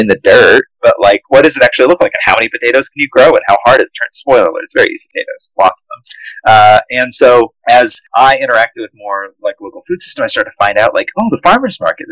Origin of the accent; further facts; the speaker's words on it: Indiana, United States; growing up in Indiana, like, it's all cornfields